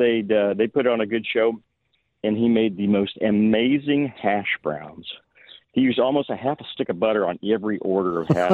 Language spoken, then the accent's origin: English; Independence, Missouri, United States; I grew up in Independence, Missouri